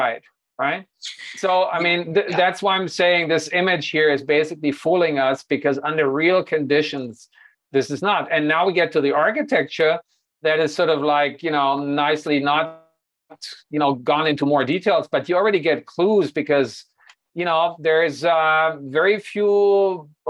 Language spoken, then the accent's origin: English; Hanover, Lower Saxony, Germany; moved away; my hometown, the NordLB